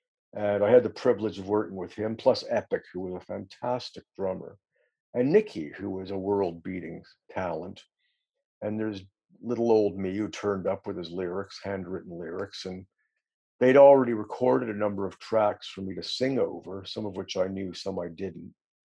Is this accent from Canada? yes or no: yes; Canada; moved away as an adult; also born or lived in Toronto; now in London, United Kingdom; growing up in Canada